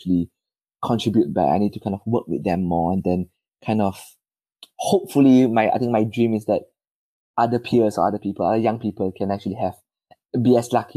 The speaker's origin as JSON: {"language": "English", "country": "Malaysia", "moved": "as an adult", "lives_now": "United Kingdom", "said": "I am originally from Malaysia"}